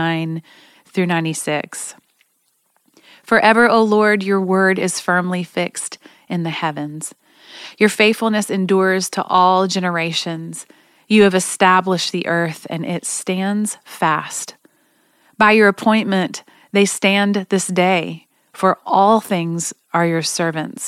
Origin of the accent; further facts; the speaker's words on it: Oklahoma, United States; I'm from Oklahoma